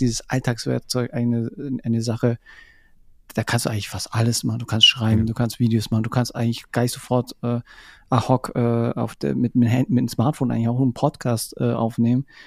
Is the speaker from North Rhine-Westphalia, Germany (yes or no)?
no; Munich, Bavaria, Germany; ich komme aus München